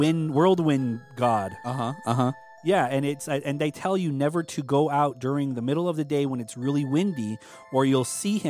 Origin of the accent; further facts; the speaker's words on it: Hopi Reservation, Arizona, United States; I told him I'm from the Hopi Reservation.